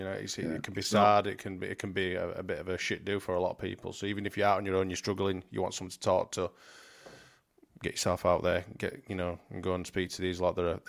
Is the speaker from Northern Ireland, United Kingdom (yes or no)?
no; Batley, Yorkshire and the Humber, United Kingdom; I'm from Batley.